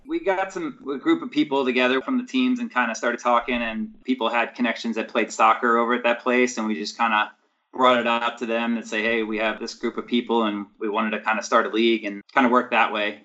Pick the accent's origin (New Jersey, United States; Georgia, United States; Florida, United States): New Jersey, United States; Mount Laurel; I grew up in South Jersey, so I was in the Mount Laurel area, so like suburbs of Philadelphia